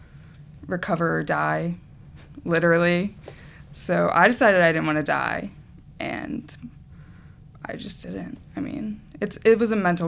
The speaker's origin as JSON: {"language": "English", "town": "Chattanooga", "region": "Tennessee", "country": "United States", "said": "I'm from Chattanooga"}